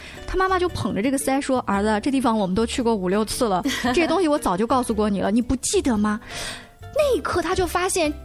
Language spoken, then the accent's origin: Chinese; China; 我们中国人